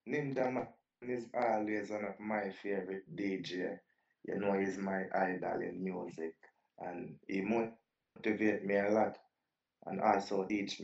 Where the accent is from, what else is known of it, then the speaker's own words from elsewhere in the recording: Kingston, Jamaica; I am from Cassava Peace, Kingston, Jamaica, uptown area